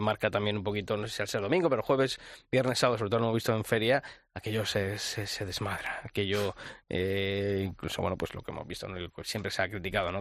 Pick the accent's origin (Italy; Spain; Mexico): Spain; Arenas de San Pedro, Castile and León; mi tierra, en arenas de, de San Pedro